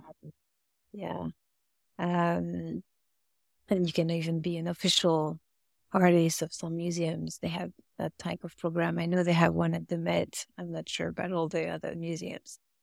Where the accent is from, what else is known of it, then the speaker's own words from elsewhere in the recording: Paris, Île-de-France, France; English is a second language; moved away as an adult; now in United States; I grew up near Paris